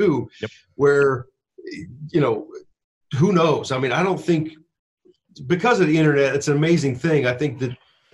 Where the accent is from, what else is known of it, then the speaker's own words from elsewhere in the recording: Pittsburgh, Pennsylvania, United States; I'm from Pittsburgh